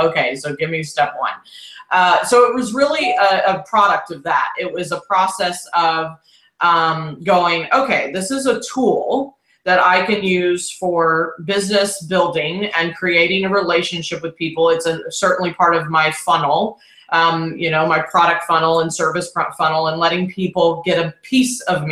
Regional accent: Houston, Texas, United States; accent: Texas drawl; moved away; I'm here in Houston, and it's just this is where I was born and raised, but I've lived all over

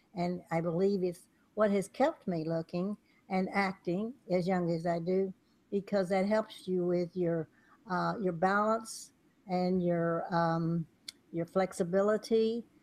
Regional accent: Texas, United States; moved away; also born or lived in California; where I was raised in Texas

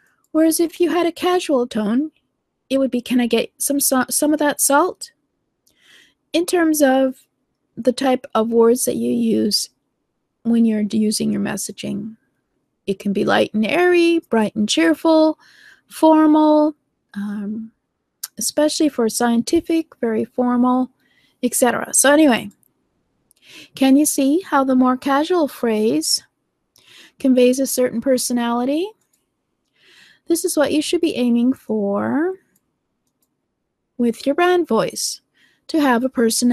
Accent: Canada; accent: Canadian; I'm from Canada. So I have certain accents and certain, well, we have a very bland accent, actually Canadians

